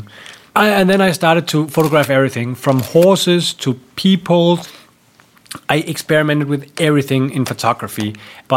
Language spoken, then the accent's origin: English; Denmark; I grew up in Denmark in the countryside on a small farm with my mom and dad.